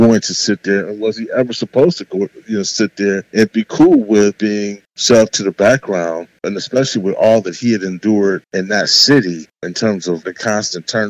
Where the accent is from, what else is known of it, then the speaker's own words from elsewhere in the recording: Cleveland, Ohio, United States; now in Houston, United States; I'm from Cleveland. I'm from the big city.